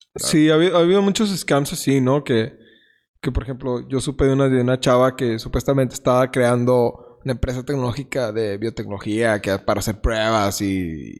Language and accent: Spanish; Mexico; aquí somos mexicanos